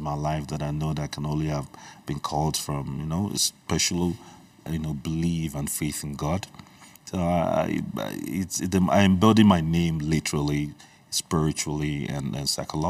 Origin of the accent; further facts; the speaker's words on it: Nigeria; first language Igbo; English is a second language; also born or lived in Libreville, Gabon; I was born in Libreville, Gabon, and I remember my childhood. I came to Nigeria when I was probably about 9 years old.